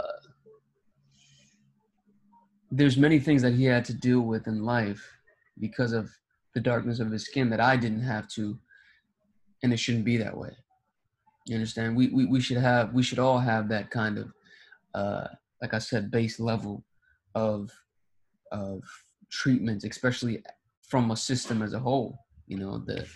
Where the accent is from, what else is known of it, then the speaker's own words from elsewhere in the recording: Ghana; I was born in Ghana